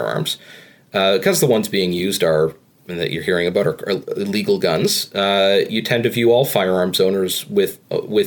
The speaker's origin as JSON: {"language": "English", "town": "Toronto", "region": "Ontario", "country": "Canada", "tie": "born or raised there", "said": "I grew up in Toronto"}